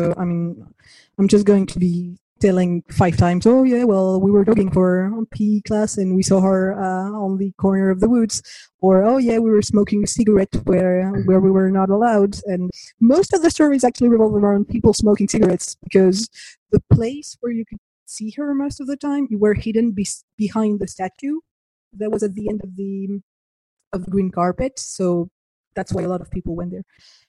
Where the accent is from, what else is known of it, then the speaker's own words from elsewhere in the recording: Argentina; It breaks my heart, because my family travels a lot. And I grew up in Argentina. We're homeschooled.